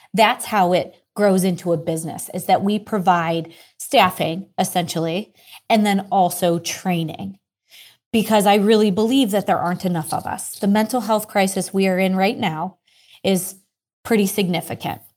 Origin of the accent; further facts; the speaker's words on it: Ireland; I am Irish